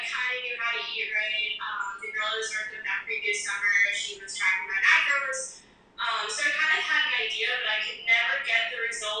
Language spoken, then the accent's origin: English; Long Island, New York, United States; moved away as an adult; also born or lived in South Carolina; now in Florida, United States; So, I'm originally from Long Island. I moved down to Florida about a year and a half ago. Went to college in South Carolina.